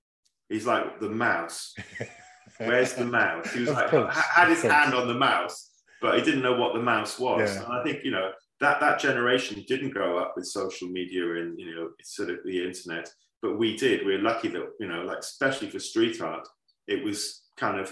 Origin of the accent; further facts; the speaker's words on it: Wales, United Kingdom; growing up in Wales